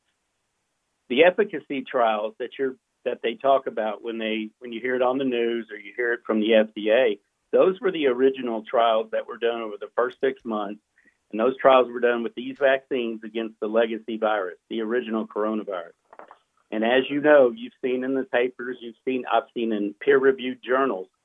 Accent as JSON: {"language": "English", "region": "Texas", "country": "United States", "tie": "born or raised there", "moved": "as an adult", "lives_now": "Tupelo, United States", "said": "I'm from Texas, grew up in Texas, and went to college and medical school in Texas."}